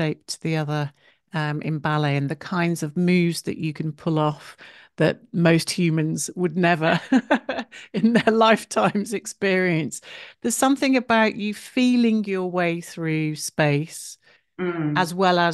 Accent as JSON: {"language": "English", "town": "Wolverhampton", "region": "West Midlands", "country": "United Kingdom", "tie": "born or raised there", "said": "I was born in Wolverhampton"}